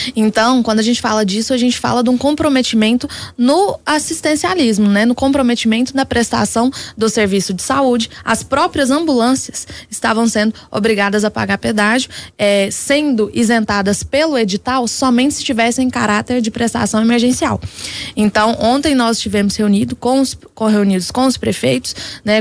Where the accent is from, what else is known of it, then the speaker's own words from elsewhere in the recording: Patrocínio, Minas Gerais, Brazil; O município de Patrocínio, de onde eu venho